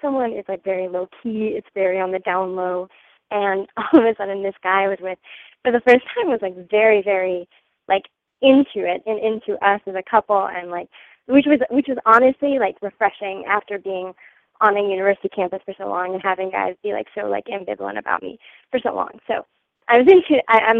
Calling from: New Mexico, United States; I'm 21 and I'm currently calling from New Mexico, but I was in France these past 6 months and I just got back to the U.S. like a couple weeks ago.

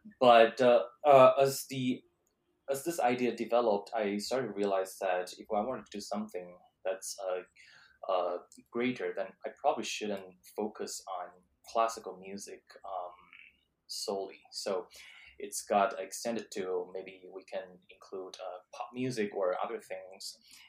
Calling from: Boston, Massachusetts, United States; And because we're talking from Boston, and actually there is another casino, Encore, the new casino in Massachusetts

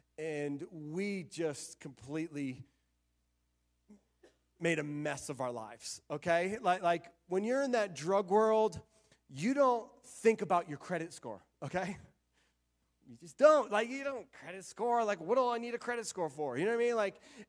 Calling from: Florida, United States; also born or lived in Arizona; we moved from Florida to Arizona. We lived in Arizona for a couple of years, and then we just really felt God calling us to move back to Florida.

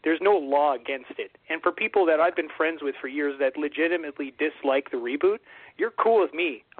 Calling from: Ottawa, Ontario, Canada; Surprise. … from Ottawa, Ontario

